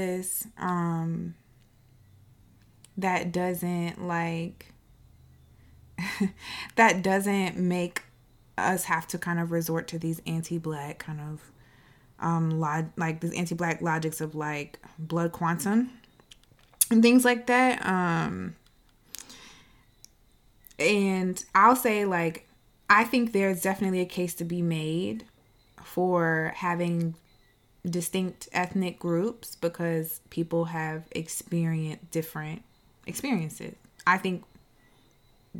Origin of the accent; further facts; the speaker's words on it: United States; us as Black American people